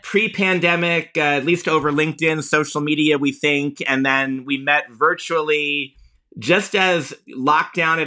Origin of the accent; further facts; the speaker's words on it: Pennsylvania, United States; now in Los Angeles, United States; I'm a Pennsylvania native